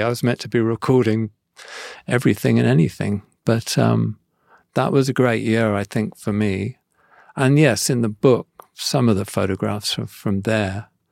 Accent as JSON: {"language": "English", "area": "Devon", "region": "South West England", "country": "United Kingdom", "said": "I'm from Devon. I'm sort of from a countryside, really."}